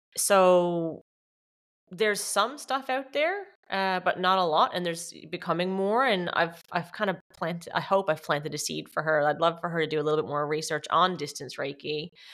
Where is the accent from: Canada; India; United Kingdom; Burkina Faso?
Canada; moved away as an adult; also born or lived in Newfoundland, Canada; now in Australia; I'm Canadian, so I was living in Newfoundland, Canada, and came back home